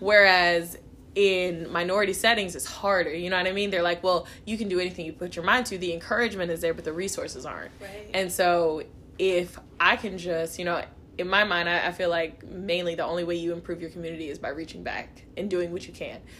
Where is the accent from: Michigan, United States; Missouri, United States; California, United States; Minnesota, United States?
Missouri, United States; Kansas City; I'm from Kansas City, Missouri. Um, I was born in Kansas City, Kansas